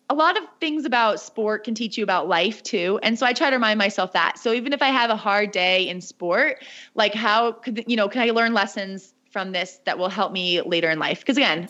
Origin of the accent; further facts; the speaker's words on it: United States; accent: American; my accent is very American, not at all French Canadian